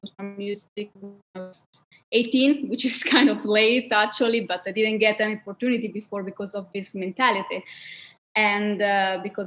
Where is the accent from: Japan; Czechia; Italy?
Italy; moved away as an adult; now in New York, United States; I'm half Italian and Swiss. But I grew up in Italy.